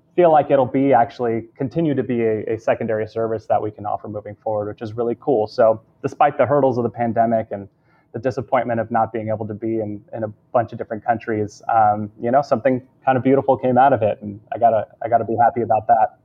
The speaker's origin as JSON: {"language": "English", "region": "Southern California", "country": "United States", "tie": "born or raised there", "said": "born and raised in Southern California"}